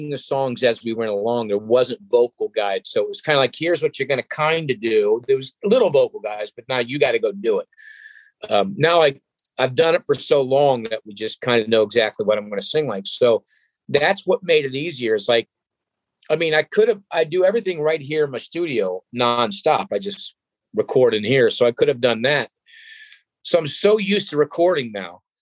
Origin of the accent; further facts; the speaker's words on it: Cleveland, Ohio, United States; my hometown crowd there in Cleveland, Ohio